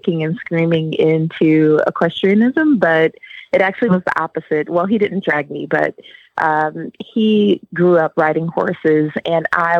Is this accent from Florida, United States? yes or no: no; Milwaukee, Wisconsin, United States; accent: Wisconsin; now in Atlanta, United States; I'm actually from Wisconsin. Milwaukee is where I was born and raised